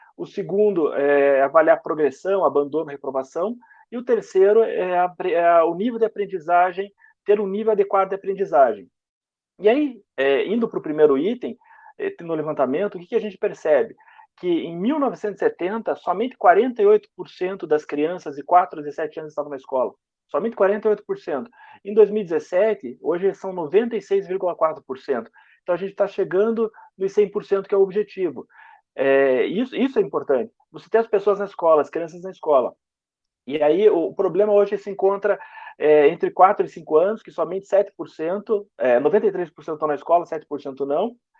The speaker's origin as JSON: {"language": "Portuguese", "town": "Curitiba", "region": "Paraná", "country": "Brazil", "said": "eu e o Fernando somos de Curitiba"}